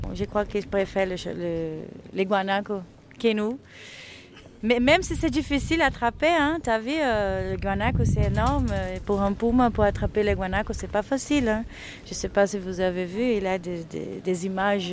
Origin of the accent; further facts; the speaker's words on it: Pantanal, Mato Grosso, Brazil; French is a second language; also born or lived in Cuiabá; Je suis née euh, à Cuiabá et après j'ai grandi dans une fazenda au Pantanal